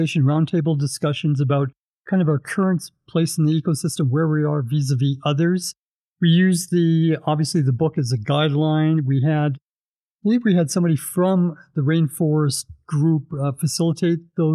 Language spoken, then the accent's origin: English; Edmonton, Alberta, Canada; also born or lived in Vancouver; now in Calgary, Canada; I was born and raised in Edmonton